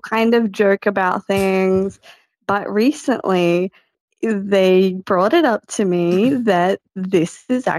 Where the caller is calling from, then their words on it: Australia; I'm calling from Australia.